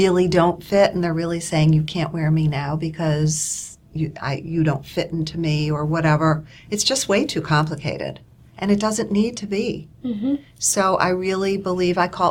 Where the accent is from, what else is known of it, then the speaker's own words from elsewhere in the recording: Buffalo, New York, United States; moved away as an adult; I grew up in Buffalo, and my dad was a fan of always looking proper